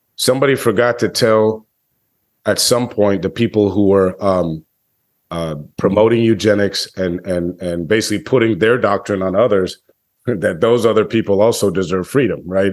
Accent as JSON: {"language": "English", "country": "United States", "said": "as an American in twenty twenty-three"}